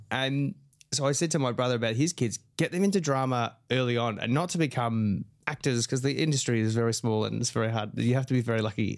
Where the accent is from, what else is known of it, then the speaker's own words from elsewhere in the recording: Australia; my own experience as an Aussie man